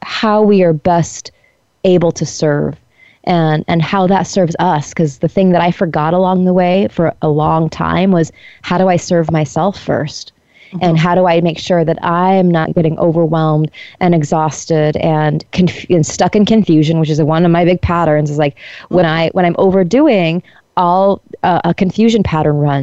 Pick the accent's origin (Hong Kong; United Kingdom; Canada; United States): United States; Colorado; moved away as an adult; also born or lived in Iowa / India; I'm from Colorado